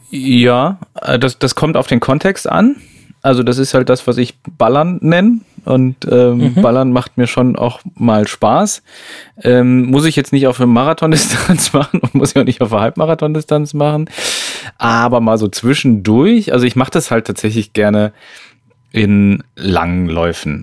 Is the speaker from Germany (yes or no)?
no; Switzerland; Das hätte ich jetzt auch als Schweizerin nicht